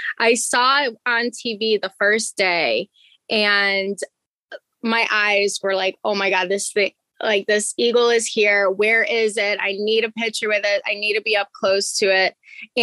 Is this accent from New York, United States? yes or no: no; Chicago, Illinois, United States; also born or lived in Florida; I'm from Chicago, so obviously I'm used to the cold weather.